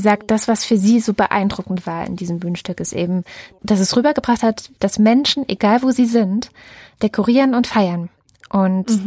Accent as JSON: {"language": "German", "region": "Baden-Württemberg", "country": "Germany", "tie": "born or raised there", "said": "in Baden-Württemberg zur Schule gegangen"}